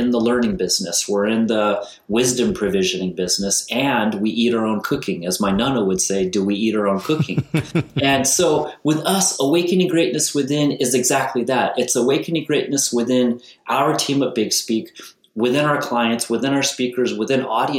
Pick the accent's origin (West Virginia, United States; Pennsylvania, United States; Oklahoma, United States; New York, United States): New York, United States; now in Santa Barbara, United States; I'm a kid from New York, and I've been out here too long